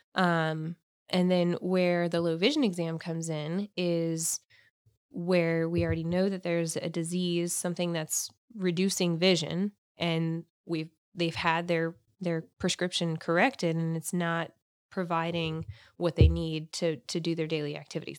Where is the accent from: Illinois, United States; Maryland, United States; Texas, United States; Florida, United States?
Florida, United States; Jacksonville; I'm actually from Jacksonville